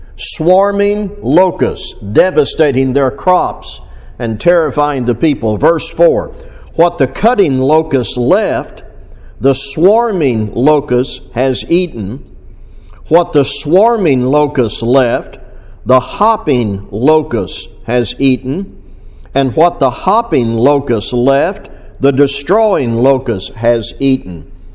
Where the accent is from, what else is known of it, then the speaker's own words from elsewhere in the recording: Missouri, United States; my hometown, uh, Missouri